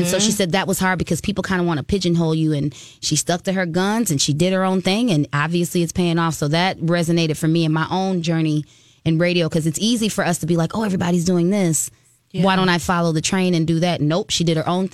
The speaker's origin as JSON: {"language": "English", "town": "Chicago", "region": "Illinois", "country": "United States", "tie": "born or raised there", "said": "Growing up in Chicago as an ashy black girl"}